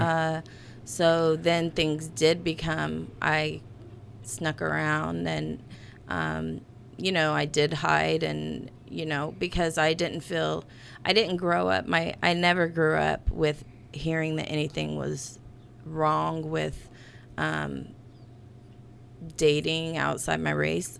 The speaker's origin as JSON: {"language": "English", "town": "Gas City", "region": "Indiana", "country": "United States", "tie": "born or raised there"}